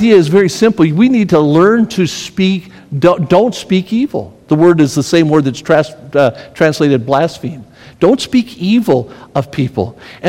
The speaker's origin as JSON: {"language": "English", "town": "Las Vegas", "region": "Nevada", "country": "United States", "tie": "born or raised there", "also_born_or_lived": "Tennessee", "moved": "as an adult", "said": "I grew up in Las Vegas"}